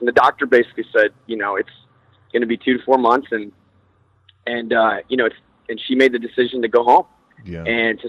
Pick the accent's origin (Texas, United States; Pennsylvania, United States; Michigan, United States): Texas, United States; Houston; who I grew up here in Houston